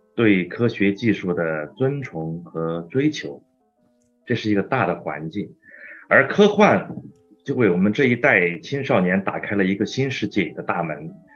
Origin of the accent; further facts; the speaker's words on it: China; 我们中国人